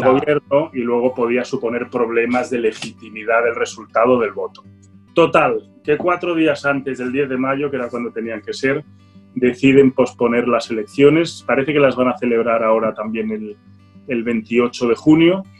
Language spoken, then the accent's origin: Spanish; Barcelona, Catalonia, Spain; yo soy polaco, ¿eh? polaco de Barcelona